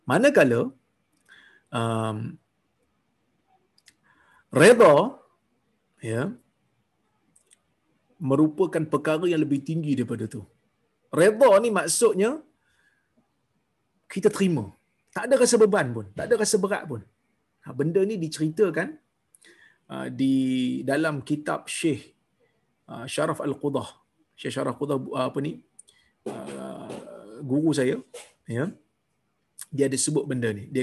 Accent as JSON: {"language": "Malay", "town": "Seremban", "region": "Negeri Sembilan", "country": "Malaysia", "moved": "as an adult", "lives_now": "Brunei", "said": "Melakukan korban di sini, tempat saya bekerja di Brunei, atau di tempat asal saya, itu Seremban."}